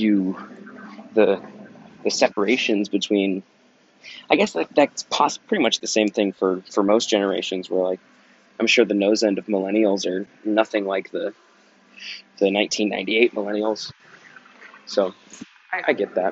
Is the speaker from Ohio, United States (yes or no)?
no; Kansas, United States; I was born in Kansas